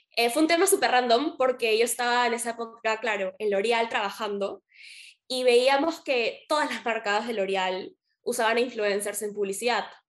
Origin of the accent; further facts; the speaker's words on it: Peru; acá también estamos acostumbrados en Perú